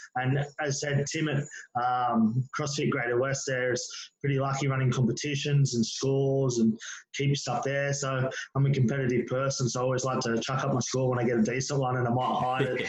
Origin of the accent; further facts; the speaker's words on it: Penrith, New South Wales, Australia; born and bred Penrith, still live here now